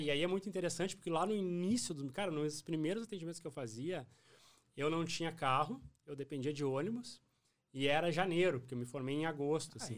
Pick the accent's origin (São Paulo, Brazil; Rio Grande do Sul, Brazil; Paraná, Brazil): Rio Grande do Sul, Brazil; Cachoeira do Sul; moved away as an adult; also born or lived in Porto Alegre; now in Santa Maria, Brazil; eu sou natural de Cachoeira do Sul